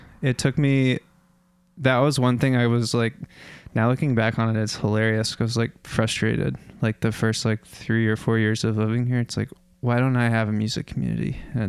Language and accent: English; Fairfax, Virginia, United States; I grew up in the suburbs of Washington, D.C.